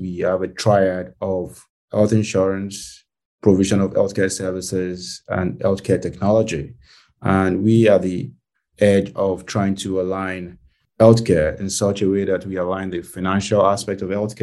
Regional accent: Nigeria; born or raised there; moved away as an adult; now in United States

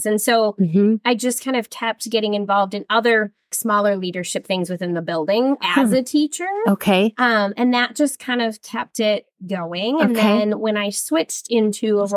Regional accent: Illinois, United States; moved away as an adult; now in Minnesota, United States; what brought me to Minnesota, because I grew up in Illinois

